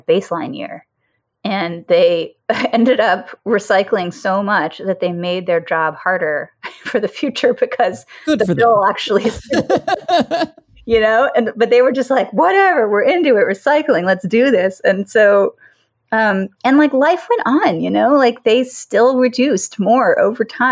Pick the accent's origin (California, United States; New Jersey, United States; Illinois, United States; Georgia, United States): Georgia, United States; Decatur; I grew up in Decatur, Georgia. It's like a suburb outside of Atlanta